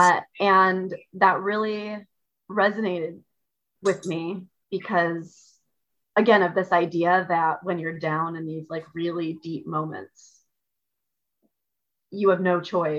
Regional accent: Midwest, United States; moved away; I'm from the Midwest originally

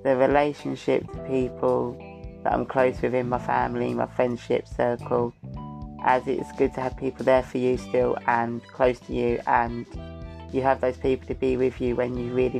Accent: Essex, East of England, United Kingdom; I'm from Essex

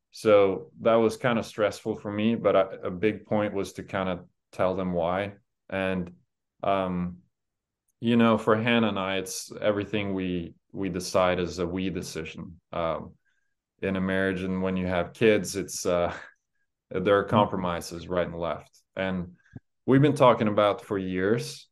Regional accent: Norway; now in United States; going home to my home country

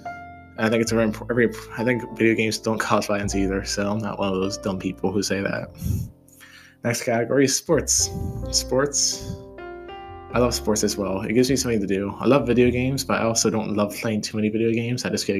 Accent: Hawaii, United States; born there; I'd say I was born in Hawaii. And a lot of people don't know that, but it's a pretty cool place.

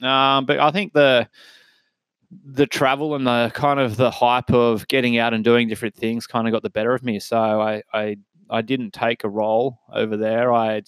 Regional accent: Lennox Head, New South Wales, Australia; moved away as an adult; also born or lived in Singleton, New South Wales / Sydney; now in Maitland, Australia; I was born in Singleton. I went to Singleton Heights Primary School. Mum and Dad kind of lived there for quite a few years. Before, when I turned 7, I was lucky enough to move up to Lennox Head, where I finished my primary school and went to high school up there.

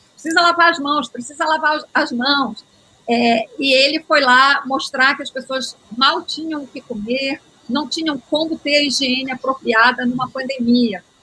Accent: Belém, Pará, Brazil; moved away; also born or lived in Rio de Janeiro / Brasília; Eu sou paraense, estou fora de Belém há mais de 30 anos.

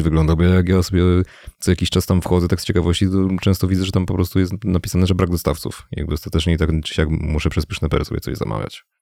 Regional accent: Mielec, Subcarpathian Voivodeship, Poland; pochodzę z Mielca, to jest stosunkowo niewielkie miasto na tle Polski

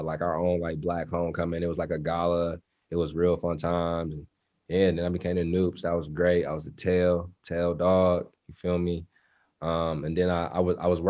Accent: Inkster, Michigan, United States; I grew up in Inkster

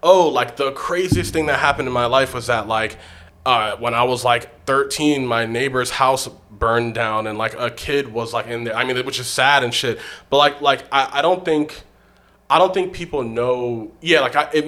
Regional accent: Baltimore, Maryland, United States; now in Los Angeles, United States; I grew up in Baltimore

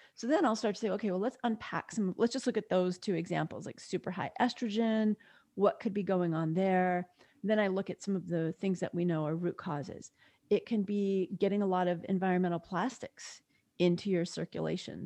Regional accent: New York, United States; I grew up in New York and spent the summers often at my grandparents' house

